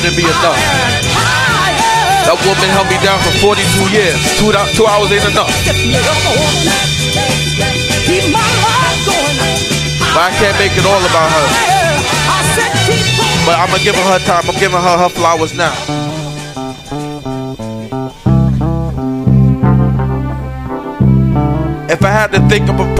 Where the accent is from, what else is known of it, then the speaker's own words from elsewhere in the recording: New York City, New York, United States; I'm from Queens, Beach 98th Street